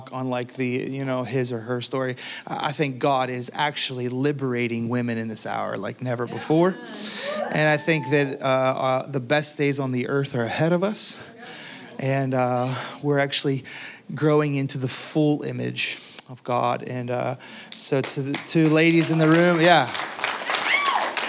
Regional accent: Pittsburgh, Pennsylvania, United States; moved away; I'm from the Pittsburgh, Pennsylvania region

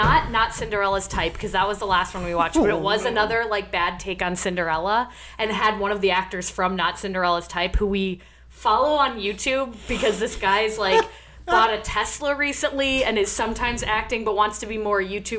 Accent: East Lansing, Michigan, United States; So I moved to East Lansing, Michigan just before 7th grade. And I had moved probably 5 or 6 schools before then.

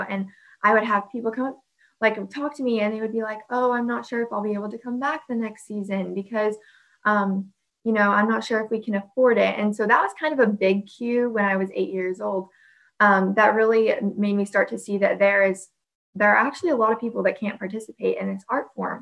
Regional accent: Central Florida, United States; I'm 17 years old, and I'm from Central Florida

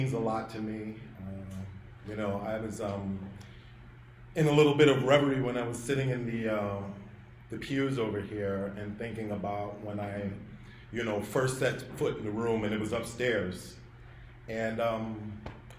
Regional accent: New York City, New York, United States; I was from Brooklyn

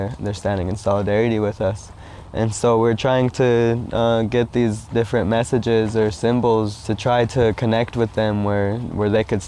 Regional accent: United States; I'm Oglala Lakota

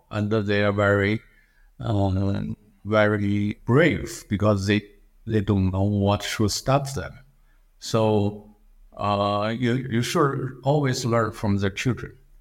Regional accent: China; English is a second language; moved away as an adult; also born or lived in Philadelphia, United States / Berkeley, United States / New York City, United States; I come from China, and it's a very hard to even survive in the United States, uh, as a foreign student, uh, doesn't really speak, uh, words of English

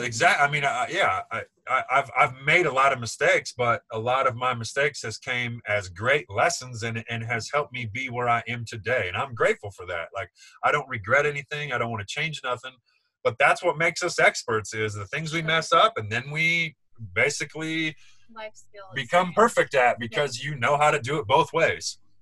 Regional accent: Nebraska, United States; We grew up in Nebraska

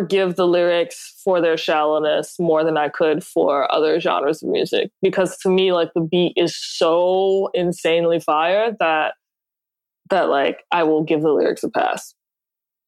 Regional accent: New Orleans, Louisiana, United States; I'm from New Orleans originally

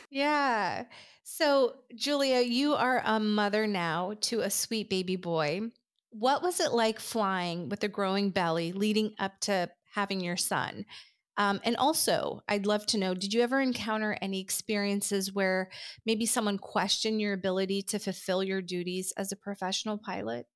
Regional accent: Afghanistan; moved away; I'm originally from Afghanistan

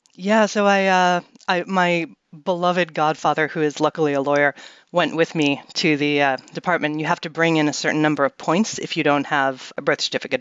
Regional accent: New York City, New York, United States; I grew up in Manhattan in New York City

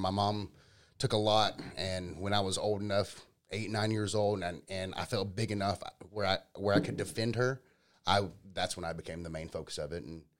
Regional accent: Powder Springs, Georgia, United States; I grew up in Powder Springs. I grew up about 35 minutes south of here.

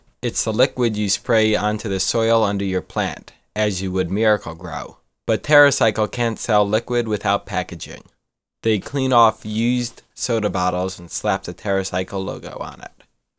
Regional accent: New York, United States; as a New Yorker

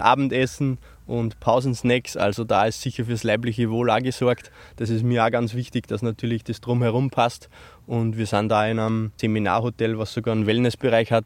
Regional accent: Upper Austria, Austria; bei uns in Österreich

